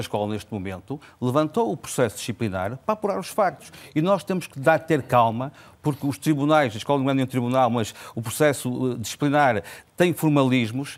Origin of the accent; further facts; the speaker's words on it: Vila Nova de Gaia, Norte, Portugal; Eu sou de Vila Nova de Gaia